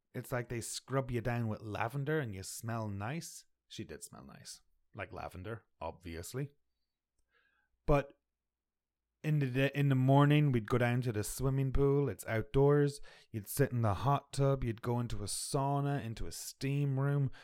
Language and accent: English; Ireland; now in Canada; I'm from Ireland.